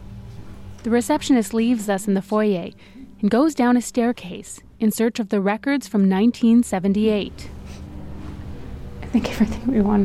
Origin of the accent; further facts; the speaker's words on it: Canada; But the reason we're journalists from Canada